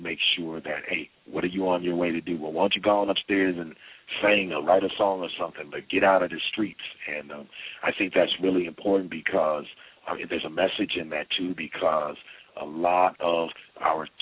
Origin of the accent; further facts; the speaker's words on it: Minneapolis, Minnesota, United States; I was born and raised in Minneapolis, Minnesota